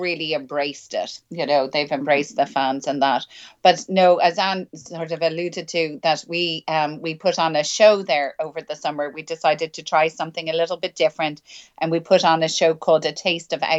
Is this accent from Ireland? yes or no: yes; Ireland; moved away as an adult; also born or lived in Edinburgh; now in Linlithgow, United Kingdom; growing up in Ireland